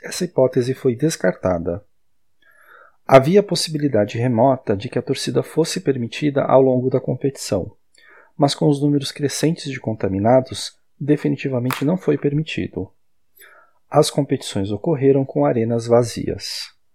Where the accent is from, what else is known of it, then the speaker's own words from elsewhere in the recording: Brazil; como brasileiro